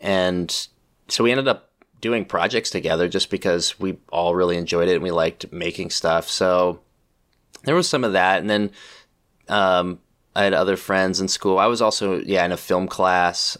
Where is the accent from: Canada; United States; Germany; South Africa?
United States; Pleasant Hill, California; I grew up in Pleasant Hill, California, which is like in the East Bay